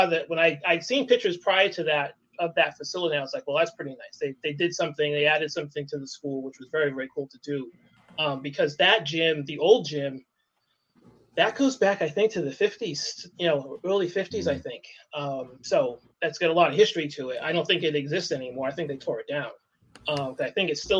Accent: Acushnet, Massachusetts, United States; when I was growing up in Acushnet

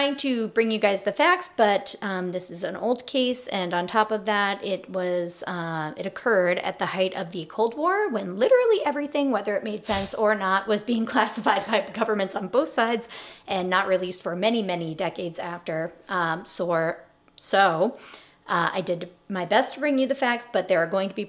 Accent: United States; accent: American English; first language English; I can barely speak American English, my first language

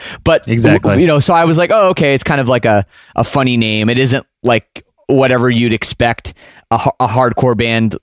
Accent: Canada

